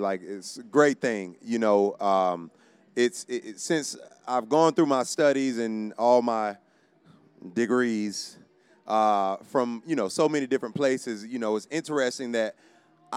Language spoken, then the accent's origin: English; Sanford, Florida, United States; moved away as an adult; also born or lived in Tallahassee, Florida; now in Austin, United States; I'm originally from Sanford, Florida